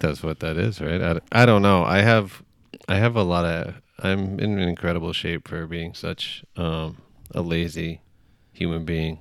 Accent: Cape Cod, Massachusetts, United States; I grew up on the Cape

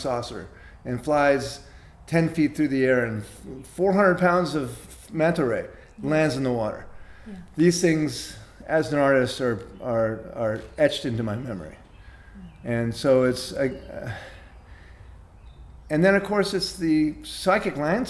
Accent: United States; being an American born in 1953

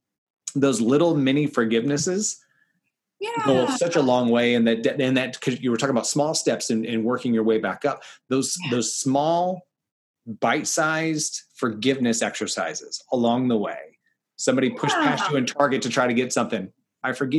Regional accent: the South, United States; moved away; also born or lived in Kansas City; I'm from the South originally

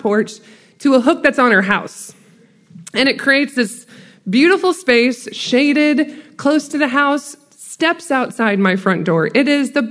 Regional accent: Iowa, United States; now in Macon, United States; I do currently live in Macon, Georgia, but I'm not originally from Georgia. I'm from Iowa.

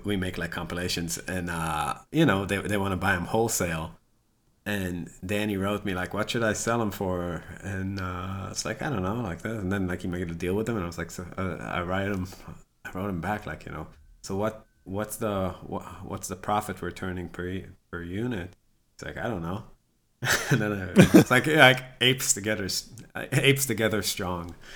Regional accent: Rehovot, Central District, Israel; now in United States; I'm from a town called Chovot, and, uh, that's about, like, twenty miles south of Tel

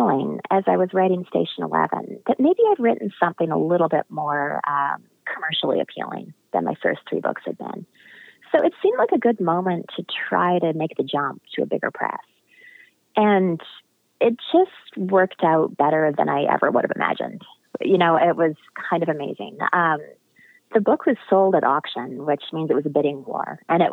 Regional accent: Western Canada, British Columbia, Canada; I grew up in Western Canada and British Columbia.

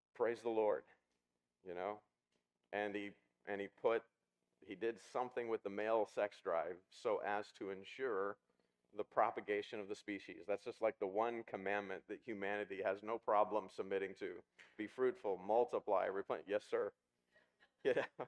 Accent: Ozark Mountains, the Ozarks, United States; when I was a kid, I grew up in the in the Ozark Mountains.

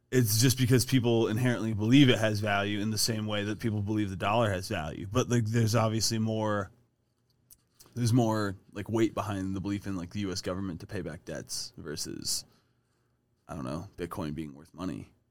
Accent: Ohio, United States; now in Colorado, United States; Adam and I, being from Ohio

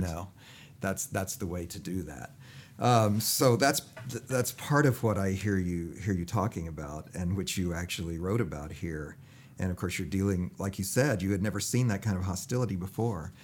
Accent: United States

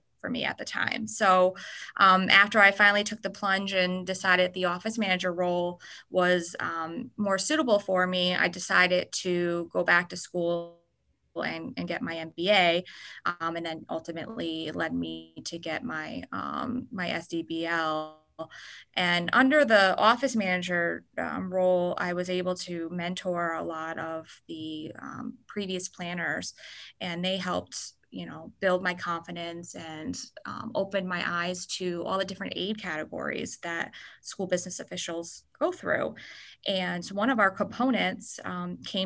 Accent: Schodack, New York, United States; I grew up in Scodack, New York, which is about 10 minutes southeast of Albany.

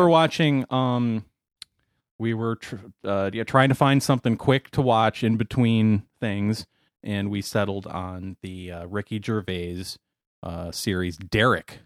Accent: United States; as an American who speaks American

